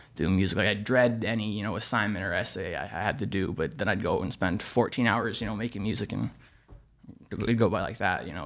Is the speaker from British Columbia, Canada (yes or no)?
no; Toronto, Ontario, Canada; born and raised in Toronto